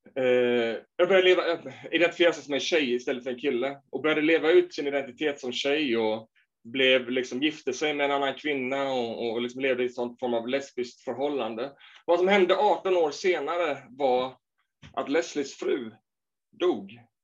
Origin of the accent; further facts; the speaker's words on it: Småland, Sweden; när jag växte upp i Småland